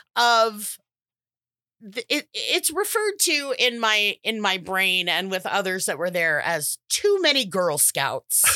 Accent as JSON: {"language": "English", "country": "United States", "said": "we're American"}